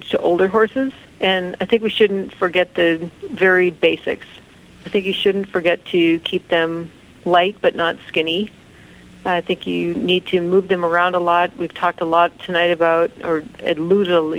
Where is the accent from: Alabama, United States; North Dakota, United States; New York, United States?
North Dakota, United States; I grew up in North Dakota